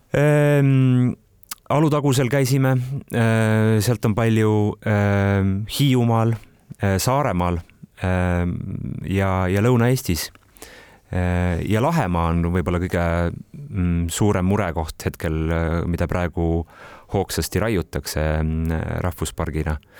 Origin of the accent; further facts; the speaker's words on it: Kohila, Rapla County, Estonia; ma olen Kohilast kolme kilomeetri kaugusel sündinud ja kasvanud Rabivere metsade vahel